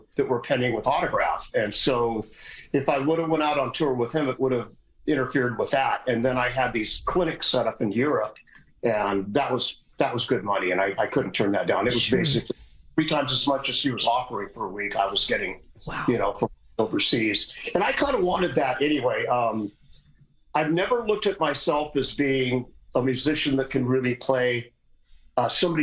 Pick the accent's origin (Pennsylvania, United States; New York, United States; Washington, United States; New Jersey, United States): Washington, United States; Seattle; also born or lived in North Dakota; I was born in North Dakota, moved to Seattle when I was one